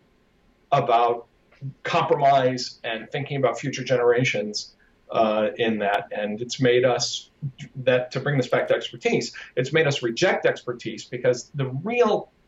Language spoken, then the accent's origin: English; United States; I'm an American